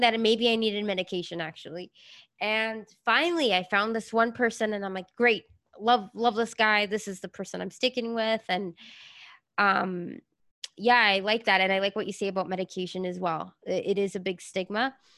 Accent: Venezuela; I grew up in Venezuela

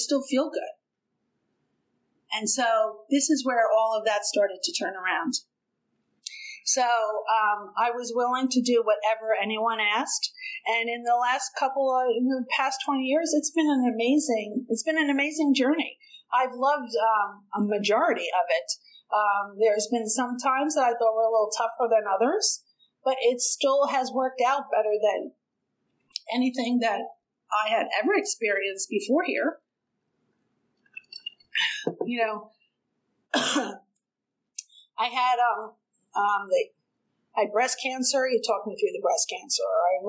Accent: New York City, New York, United States; moved away; also born or lived in New Jersey / Okinawa, Japan; we lived in Brooklyn, we're an Irish Catholic family.

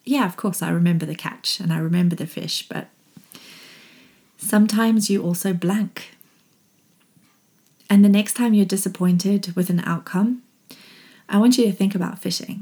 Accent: Zimbabwe; when I was growing up in Zimbabwe

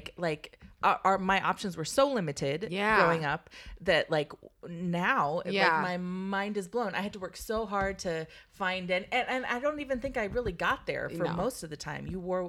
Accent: Redlands, California, United States; born or raised there

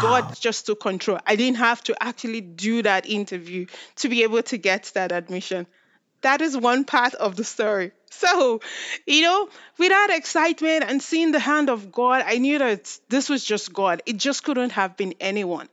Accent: Nigeria; now in Canada; I'm from Nigeria, and I will say right now, I'm Nigerian Canadian

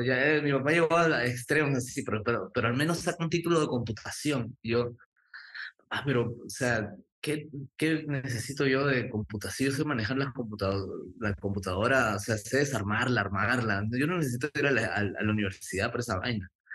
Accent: Lima, Peru; now in Miami, United States; yo soy nacido en Lima, Perú, en el cercado de Lima, em, que es muy cerquita al Callao

